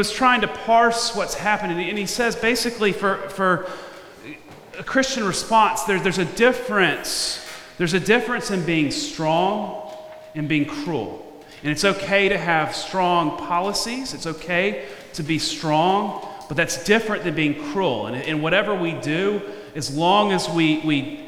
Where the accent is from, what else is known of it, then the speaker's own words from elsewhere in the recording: Memphis, Tennessee, United States; moved away; I went to my hometown of Memphis